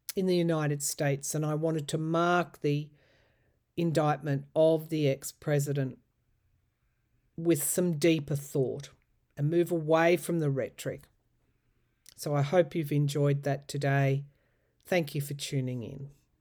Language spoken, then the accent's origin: English; Australia; I know as an Australian